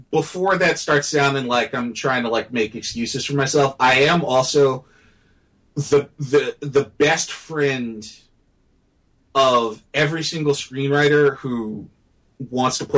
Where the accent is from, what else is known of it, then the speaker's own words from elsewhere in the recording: United States; as an American